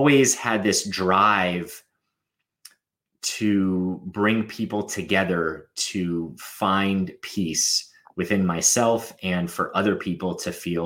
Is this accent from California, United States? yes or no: yes; Los Angeles, California, United States; I grew up in Los Angeles in the entertainment industry.